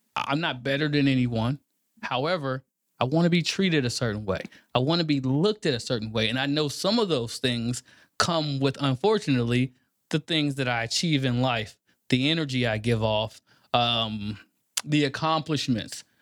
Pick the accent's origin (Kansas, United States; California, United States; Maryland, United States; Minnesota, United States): Kansas, United States; Kansas City; moved away as an adult; also born or lived in St. Louis, Missouri; now in Texas, United States; I'm from Kansas City, Kansas. Born and raised, live on both sides of Missouri